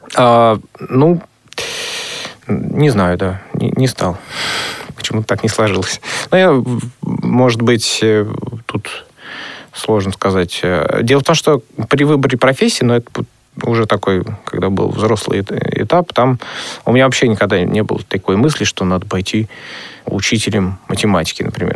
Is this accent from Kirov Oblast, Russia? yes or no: yes; Orlov, Kirov Oblast, Russia; now in Nizhny Novgorod, Russia; вообще, я родом из Кировской области, город Халтурин, теперь он э, переименовался в город Орлов. Вот. И все мое детство, оно, в общем то прошло в Кировской области.